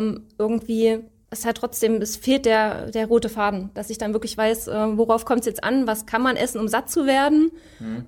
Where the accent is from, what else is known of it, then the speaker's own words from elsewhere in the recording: Leipzig, Saxony, Germany; komme aus Leipzig